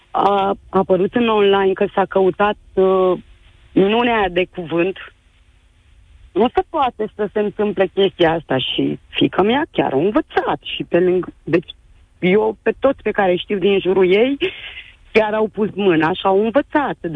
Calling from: Târgu Mureș, Mureș County, Romania; din Târgu Mureș, mama unei eleve care astăzi a dat bacul la istorie.

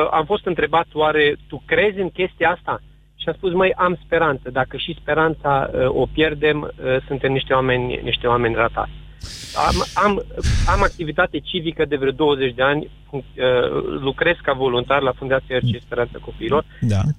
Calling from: Arad, Arad County, Romania; Sunt din Arad am adunat și adun semnături pentru USR

